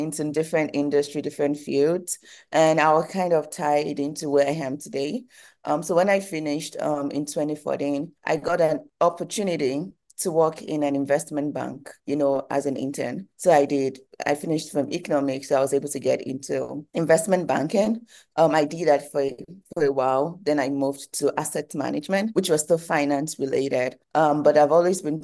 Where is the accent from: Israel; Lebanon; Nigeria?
Nigeria; moved away as an adult; now in United States; I'm Nigerian and I've always been in Nigeria. I did my first degree in Nigeria before I moved to the United States for my second degree